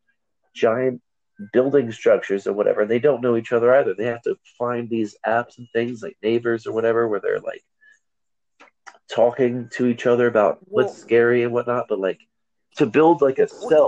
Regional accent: United States; I'm again first generation American, proud to be an American

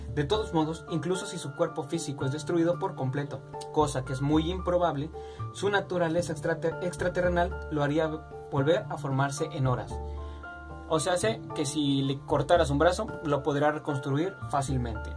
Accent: Mexico; yo siendo mexicano

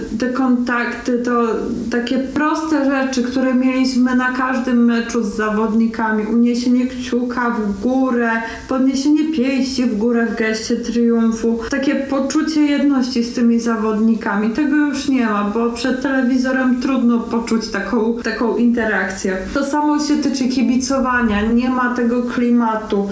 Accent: Rzeszów, Subcarpathian Voivodeship, Poland; jestem rodowitą rzeszowianką

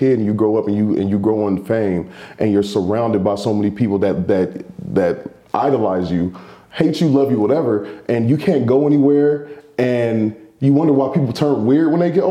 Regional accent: Oakland, California, United States; I'm from Oakland, USA.

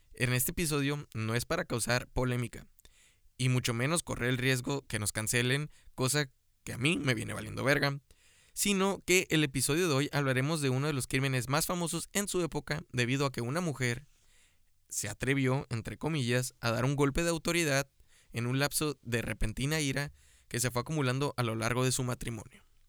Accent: Mexico

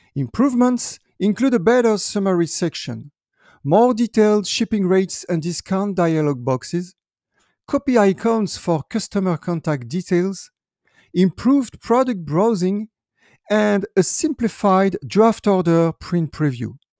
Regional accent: France; my home country, France

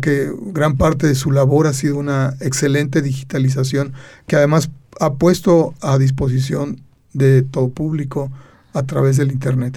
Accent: Aguascalientes, Mexico; somos de Aguascalientes

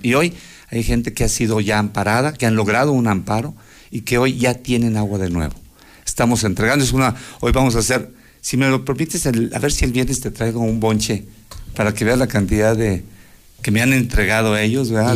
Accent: Aguascalientes, Mexico; nosotros que sí somos de Aguascalientes

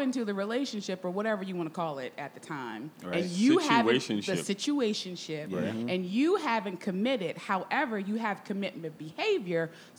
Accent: Baltimore, Maryland, United States; I'm from Baltimore.

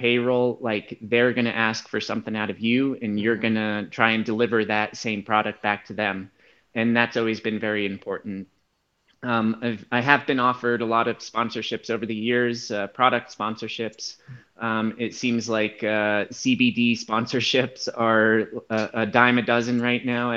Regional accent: Aspen, Colorado, United States; I grew up in Aspen, Colorado, which is a service-oriented community.

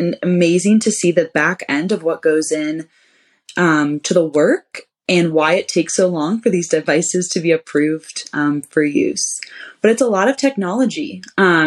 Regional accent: Ohio, United States; moved away as an adult; I'm originally from Ohio.

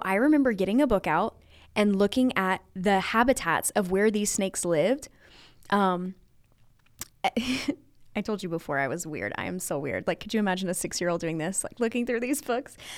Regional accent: Louisiana, United States; I was raised in Louisiana, very rural. Um, I live, like, five miles away from where I grew up

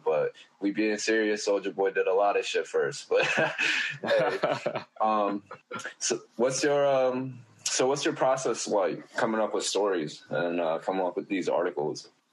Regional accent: Oakland, California, United States; I was born in Oakland

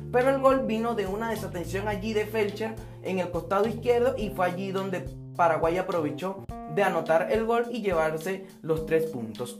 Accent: Venezuela; como venezolano que soy

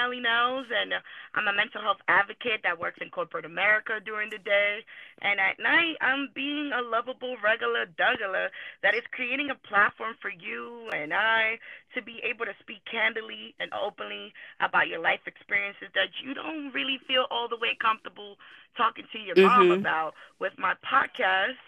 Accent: New York City, New York, United States; also born or lived in Dominican Republic; I'm from Washington Heights, Harlem, New York, really. I grew up there

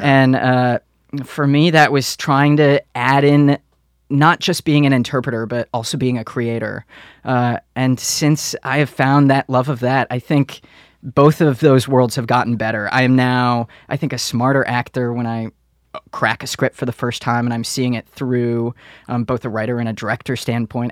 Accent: Detroit, Michigan, United States; moved away; Growing up in Detroit, the things that I saw when I was a kid

